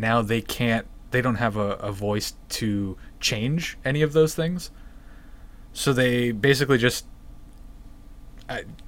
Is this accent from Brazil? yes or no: no; Canada; as a Canadian